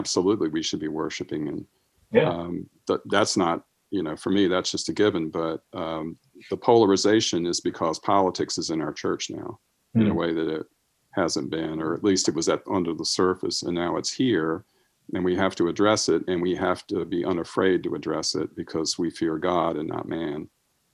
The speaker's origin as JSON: {"language": "English", "country": "United States", "tie": "born or raised there", "said": "growing up in America and growing up Christian"}